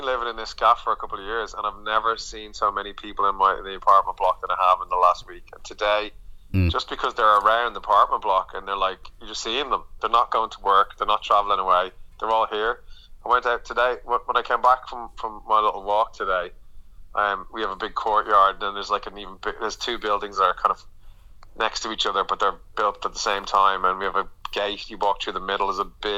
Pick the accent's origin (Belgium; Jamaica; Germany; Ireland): Ireland; Dublin, Leinster; now in London, United Kingdom; as an Irish person, as someone from Dublin